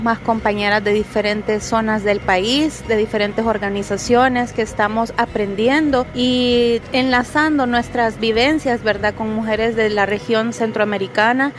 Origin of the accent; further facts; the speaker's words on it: San Salvador, El Salvador; nuestro país, en El Salvador